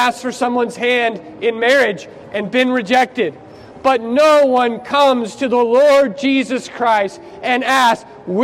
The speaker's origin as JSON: {"language": "English", "country": "United States", "moved": "yes", "said": "I'm from America"}